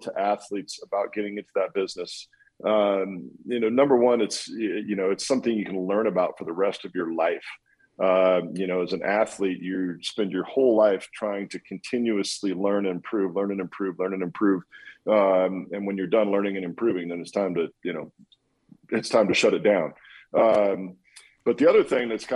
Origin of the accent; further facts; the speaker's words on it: Walla Walla, Washington, United States; moved away as an adult; also born or lived in Boston; from Walla Walla, from my hometown